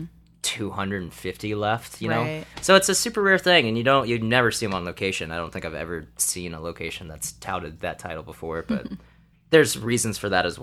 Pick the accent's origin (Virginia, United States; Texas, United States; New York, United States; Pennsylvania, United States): Texas, United States; Dallas; moved away as an adult; also born or lived in Kansas City; now in Seattle, United States; I was originally from Dallas